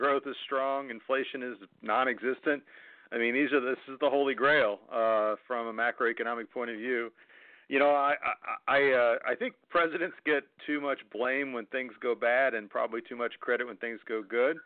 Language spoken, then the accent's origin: English; Cincinnati, Ohio, United States; moved away as an adult; also born or lived in Florida; now in Dallas, United States; I grew up in Cincinnati.